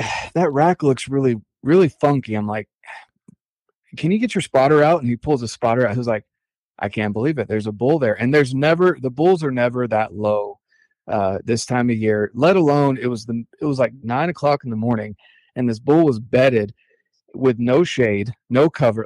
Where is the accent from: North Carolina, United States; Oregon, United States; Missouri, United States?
North Carolina, United States; also born or lived in Cherry Point, North Carolina; now in Utah, United States; I'm originally from North Carolina